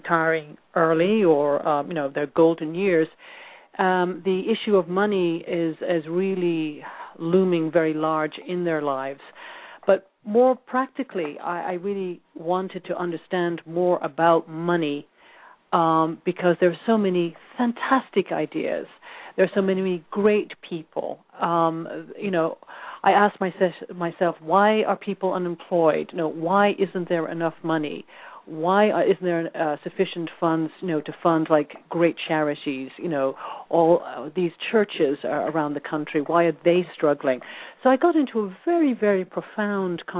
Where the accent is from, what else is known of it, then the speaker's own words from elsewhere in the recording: Dublin, Leinster, Ireland; moved away as an adult; now in United States; I'm Irish. I was born in Dublin, and I have a background as a journalist